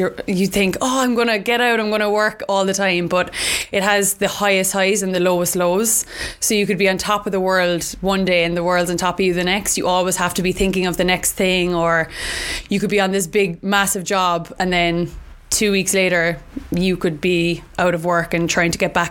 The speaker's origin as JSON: {"language": "English", "town": "Cork", "region": "Munster", "country": "Ireland", "moved": "as an adult", "lives_now": "London, United Kingdom", "said": "I'm from Cork in Ireland"}